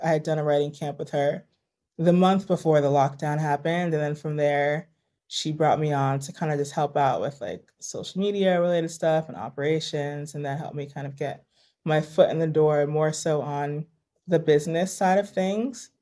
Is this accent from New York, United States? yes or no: yes; New York, United States; also born or lived in Los Angeles; I am born and raised in New York